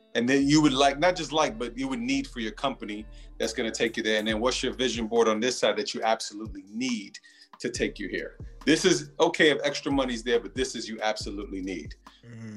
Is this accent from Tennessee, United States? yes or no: no; New York, United States; I'm from New York